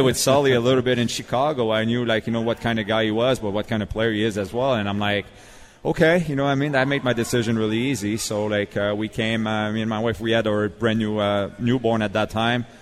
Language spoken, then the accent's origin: English; Montreal, Quebec, Canada; now in Nashville, United States; I'm from Montreal